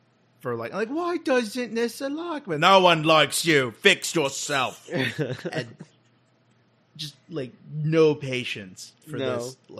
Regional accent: Texas, United States; Armadillos are the state animal of my home state of Texas.

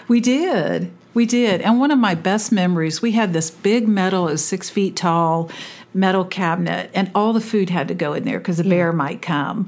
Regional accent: California, United States; also born or lived in Naha, Okinawa, Japan; I grew up in California

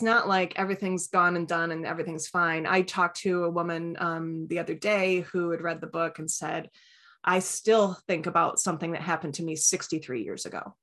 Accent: East Lansing, Michigan, United States; I'm from East Lansing

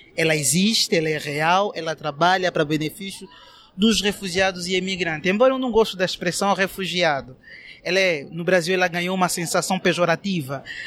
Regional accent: Angola; moved away as an adult; now in Brazil; eu sou angolano

